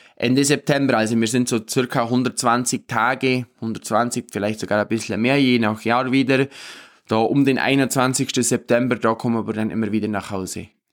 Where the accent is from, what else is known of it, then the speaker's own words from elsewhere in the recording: Obermaiselstein, Bavaria, Germany; bei uns in Obermeißelstein